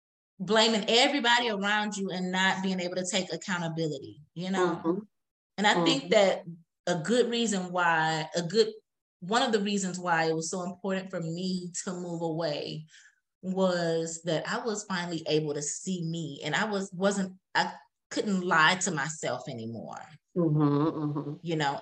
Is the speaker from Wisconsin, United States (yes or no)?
yes; Wisconsin, United States; From Wisconsin.